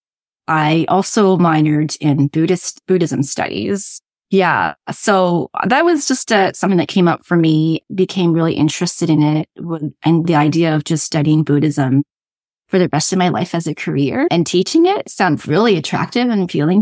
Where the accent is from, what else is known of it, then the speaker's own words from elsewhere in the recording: Toronto, Ontario, Canada; also born or lived in Durham Region, Ontario; I grew up in Toronto, where my parents still are, and I'm living in the Durham region of Ontario right now.